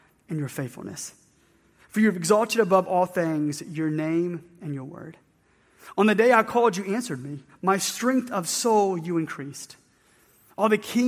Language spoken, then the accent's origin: English; Atlanta, Georgia, United States; moved away; I grew up in Atlanta